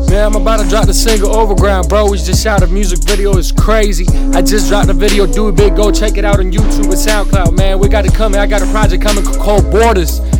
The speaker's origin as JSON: {"language": "English", "country": "Lithuania", "tie": "born or raised there", "moved": "yes", "said": "I was born in Lithuania, bro. In a, in a Russian family, you feel me?"}